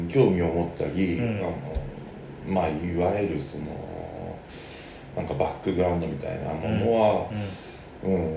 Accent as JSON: {"language": "Japanese", "region": "Saitama", "country": "Japan", "tie": "born or raised there", "moved": "yes", "lives_now": "Tokyo, Japan", "said": "僕はずっと埼玉県で育って"}